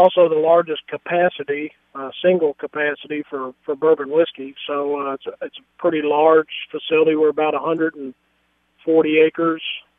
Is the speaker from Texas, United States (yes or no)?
no; Kentucky, United States; I'm from Kentucky. I've got family that was in the distilling business